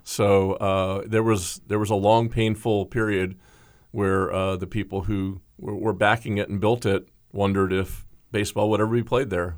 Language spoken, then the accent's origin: English; Tampa, Florida, United States; growing up in Tampa